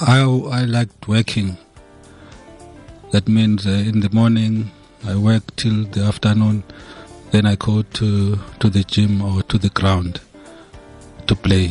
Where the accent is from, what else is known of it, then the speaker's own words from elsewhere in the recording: Durban, KwaZulu-Natal, South Africa; also born or lived in Swaziland / Hammanskraal / Johannesburg; I was born here in Durban